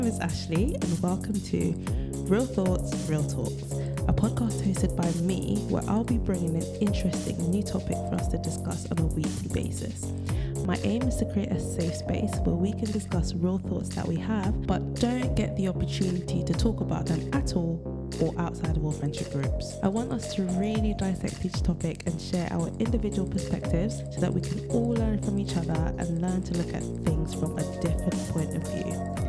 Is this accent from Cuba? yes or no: no; Jamaica; And then I was like, oh my gosh, I'm from Marmee Bay.